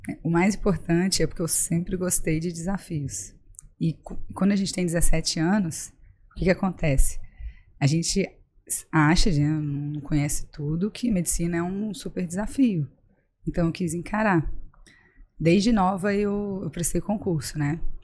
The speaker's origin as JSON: {"language": "Portuguese", "town": "Juiz de Fora", "region": "Minas Gerais", "country": "Brazil", "tie": "born or raised there", "also_born_or_lived": "Brasília / São Paulo", "moved": "as an adult", "lives_now": "Florianópolis, Brazil", "said": "logo eu voltei a Juiz de Fora, que é a cidade onde eu morei, onde eu estudei, formei em medicina"}